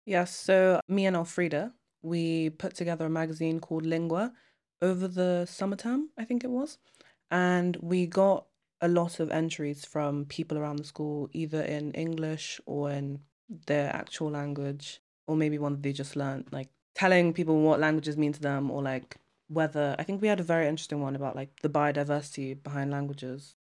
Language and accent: English; Nigeria; now in United Kingdom; I'm from Nigeria and I'm a boarder